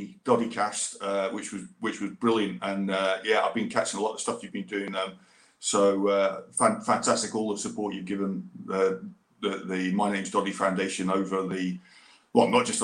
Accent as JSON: {"language": "English", "town": "Gullane", "region": "Scotland", "country": "United Kingdom", "tie": "born or raised there", "also_born_or_lived": "England", "moved": "as an adult", "lives_now": "Hong Kong", "said": "I grew up in Gullen, went to school in Gullen, and in Edinburgh Academy"}